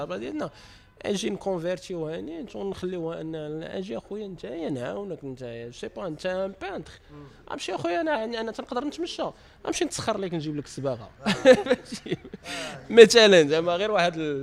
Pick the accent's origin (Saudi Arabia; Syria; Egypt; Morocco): Morocco; Casablanca, Casablanca-Settat; انا ولد المغرب كذا ولد كازا